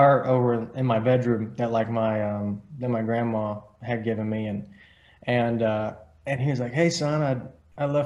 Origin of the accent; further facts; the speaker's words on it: Nashville, Tennessee, United States; I'm from Nashville, but my dad and most of my family, they're from a little town called Collinwood, Tennessee